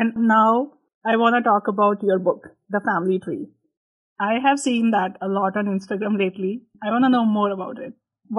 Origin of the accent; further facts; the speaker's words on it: Punjab, India; I am from Punjab.